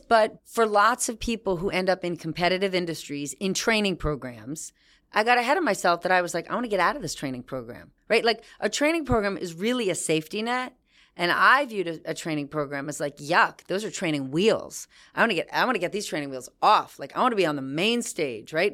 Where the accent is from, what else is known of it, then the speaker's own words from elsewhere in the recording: New Jersey, United States; I was from New Jersey